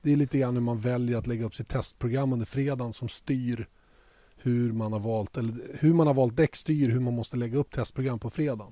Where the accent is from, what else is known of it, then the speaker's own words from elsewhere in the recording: Sweden; Eftersom vi är svenskar